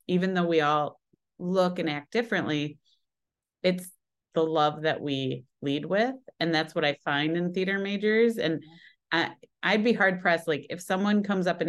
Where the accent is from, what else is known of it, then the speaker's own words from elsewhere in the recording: Midwest, United States; moved away as an adult; also born or lived in Las Vegas; now in Chicago, United States; Plus, I'm from the Midwest.